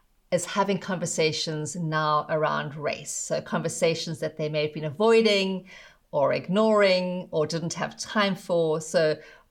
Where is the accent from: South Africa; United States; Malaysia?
South Africa; moved away; I grew up in South Africa and saw firsthand the brutal reality of apartheid's structural racism